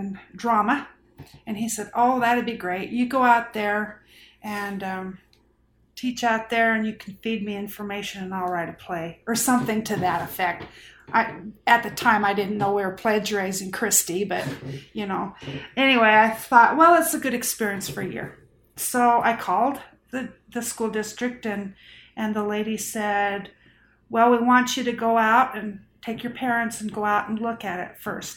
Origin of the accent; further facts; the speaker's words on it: Bountiful, Utah, United States; now in Callao, United States; I grew up in Bountiful, Utah. I came here in 1973 to teach school.